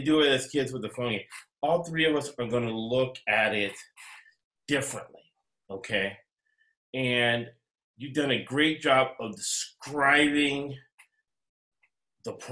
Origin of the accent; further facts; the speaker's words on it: United States; I'm American. I was born in the United States. I'm an American.